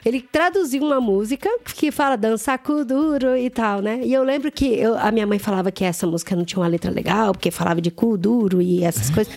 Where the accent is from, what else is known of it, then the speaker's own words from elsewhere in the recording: Campo Grande, Mato Grosso do Sul, Brazil; Eu sou de Campo Grande, Mato Grosso do Sul